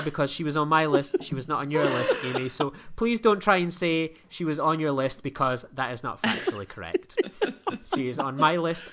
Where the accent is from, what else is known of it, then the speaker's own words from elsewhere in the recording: United Kingdom; I am a British individual